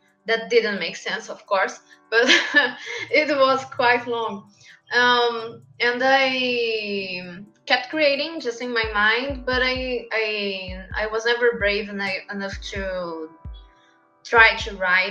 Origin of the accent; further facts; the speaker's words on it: São Paulo, Brazil; English is a second language; I'm from Brazil, São Paulo